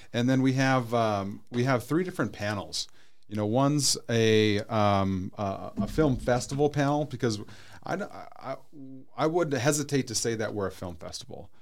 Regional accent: North Dakota, United States; also born or lived in Arizona; now in Peoria, United States; I'm originally from North Dakota

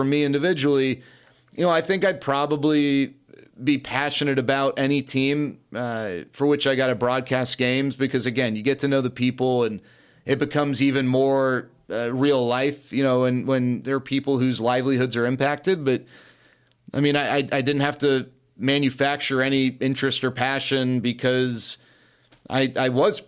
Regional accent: Dallas, Texas, United States; Yeah, I grew up in Dallas, went to Green Hill, and then went to USC.

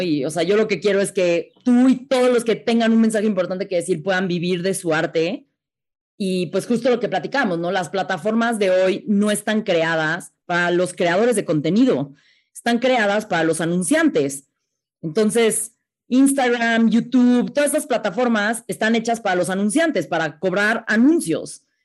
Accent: Mexico; está muy difícil como mexicana llegar a ser astronauta

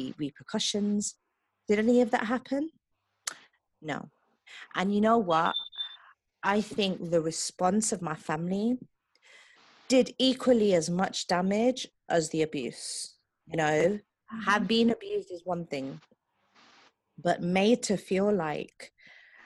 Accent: England, United Kingdom; I'm originally from England

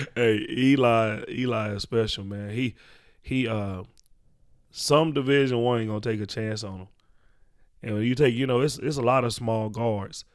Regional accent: Dallas, Texas, United States; born or raised there

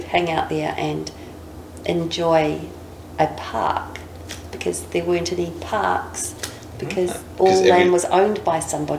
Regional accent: New Zealand; now in Australia; I'm from New Zealand

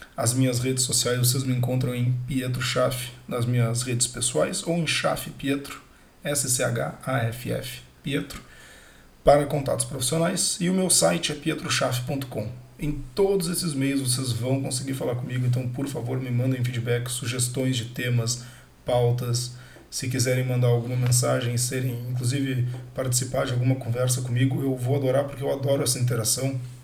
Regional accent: Porto Alegre, Rio Grande do Sul, Brazil; sou natural de Porto Alegre

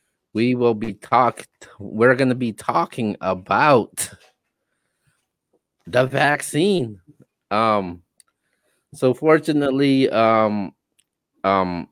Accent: West Coast, United States; we're both from the West Coast.

